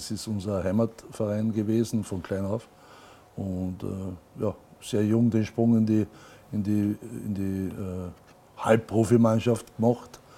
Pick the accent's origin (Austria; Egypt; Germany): Austria; Carinthia; ich bin gebürtiger Kärntner und bin gern ein Kärntner